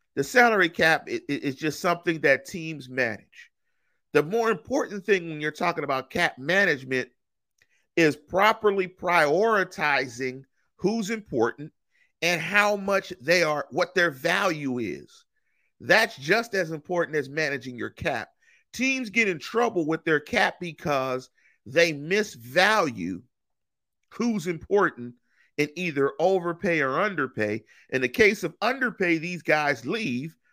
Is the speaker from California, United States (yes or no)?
yes; Los Angeles, California, United States; if you lived in the inner city in L A, you didn't have access to In N Out till damn near the two thousands